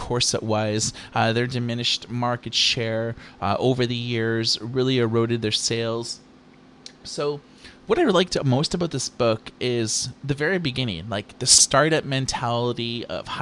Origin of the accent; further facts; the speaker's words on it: Thunder Bay, Ontario, Canada; now in Vancouver, Canada; I grew up in Ontario, though, in a small town called Thunder Bay